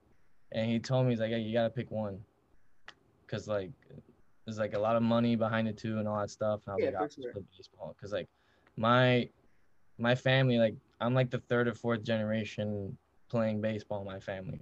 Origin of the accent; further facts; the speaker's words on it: Miami, Florida, United States; I'm from Miami. I'm born and raised from Miami, Florida.